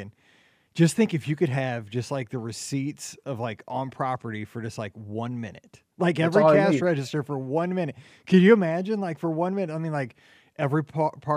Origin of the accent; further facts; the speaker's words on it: Midwest, United States; I'm from the Midwest